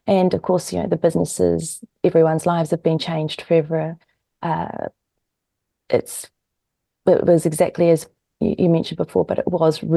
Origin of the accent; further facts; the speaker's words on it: New Zealand; moved away as an adult; also born or lived in United States; now in Australia; I'm actually from the States, but I grew up in New Zealand and I live in Australia.